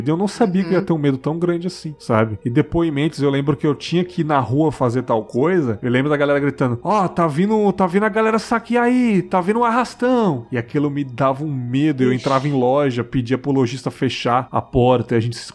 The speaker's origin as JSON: {"language": "Portuguese", "region": "São Paulo", "country": "Brazil", "tie": "born or raised there", "moved": "as an adult", "said": "Eu sou de São Paulo, morei lá até os 19 anos."}